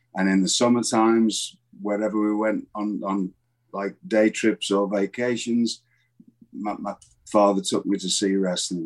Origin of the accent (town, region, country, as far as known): England, United Kingdom; moved away as an adult